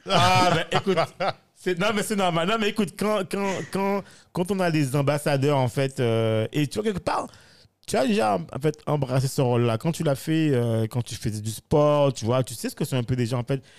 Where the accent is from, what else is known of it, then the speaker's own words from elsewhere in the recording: Guadeloupe; je considère que je suis guadeloupéen ou antillais